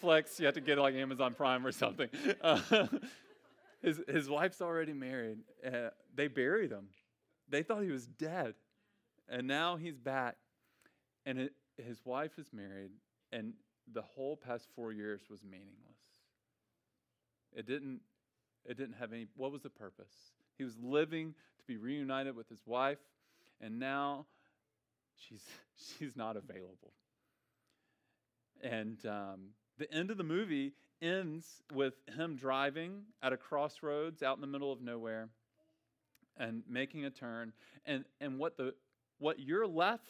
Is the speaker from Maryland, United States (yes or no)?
no; Memphis, Tennessee, United States; I'm from Memphis.